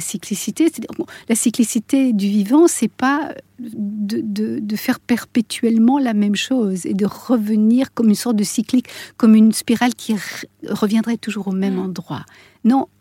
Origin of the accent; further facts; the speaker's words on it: Switzerland; je suis suissesse